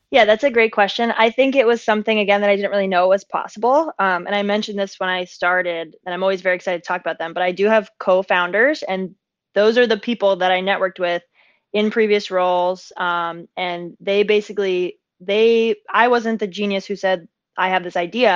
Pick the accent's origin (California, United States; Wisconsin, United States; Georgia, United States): California, United States; San Diego; moved away as an adult; also born or lived in upstate New York / New York City / Santa Barbara; I grew up in San Diego, California, which is heaven on earth.